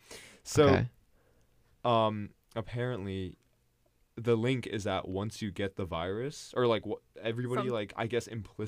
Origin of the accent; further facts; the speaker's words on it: Canada; I'm Canadian